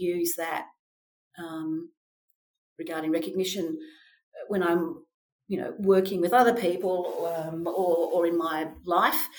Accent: Melbourne, Victoria, Australia; I was born in Australia, in Melbourne

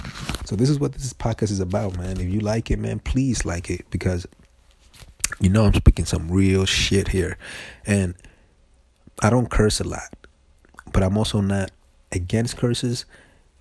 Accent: New York, United States; I'm from New York, man, and I grew up fighting, defending myself

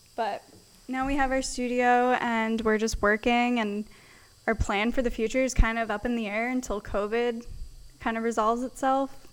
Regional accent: Pennsylvania, United States; I grew up in Pennsylvania.

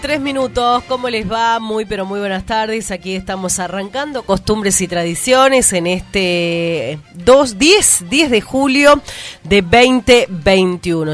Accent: Argentina; somos argentinos

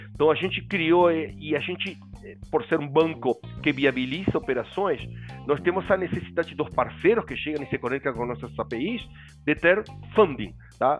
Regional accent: Uruguay; Portuguese is a second language; moved away as an adult; now in Brazil; Eu sou uruguaio, mas morando no Brasil e casado com brasileira, filha brasileira desde 1999

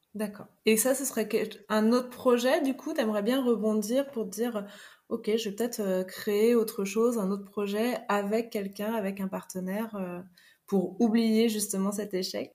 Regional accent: Paris, Île-de-France, France; now in La Rochelle, France; je viens de Paris

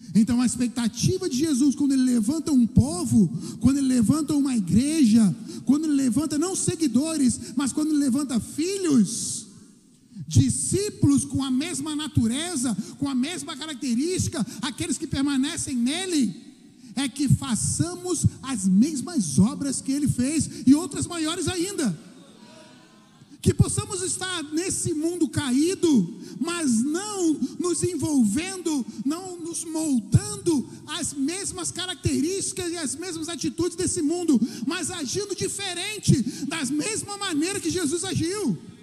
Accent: Brazil; nós somos cidadãos, sim, nós somos brasileiros

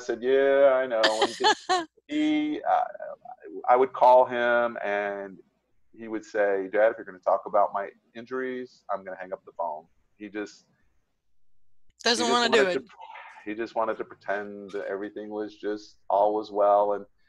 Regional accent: Florida, United States; I was already in Tennessee. I was from Florida. I was already halfway there.

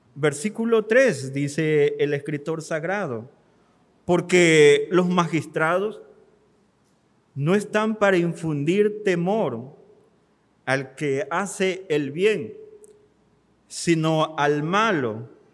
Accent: Mexico; como mexicanos

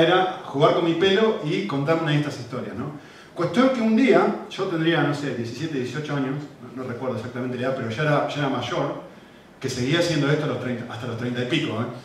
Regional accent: Argentina; con mi acento todo el mundo que me escucha ahora la primera vez se da cuenta, nacimos en Argentina

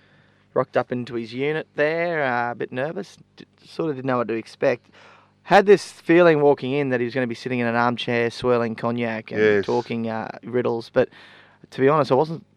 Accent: Rockhampton, Queensland, Australia; we both born and raised in Rocky, but we didn't know each other growing up.

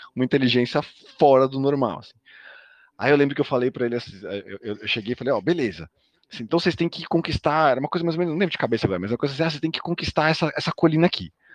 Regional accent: São Paulo, Brazil; accent: paulistano; eu falo tipo paulistano

